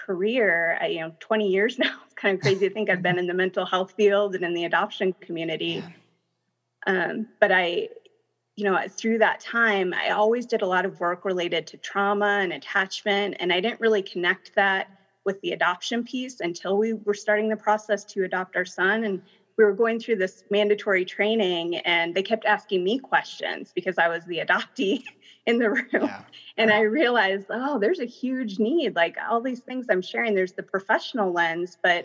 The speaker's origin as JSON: {"language": "English", "region": "Minnesota", "country": "United States", "tie": "born or raised there", "also_born_or_lived": "India", "moved": "as an adult", "lives_now": "Denver, United States", "said": "I came here, I grew up in Minnesota for the most part"}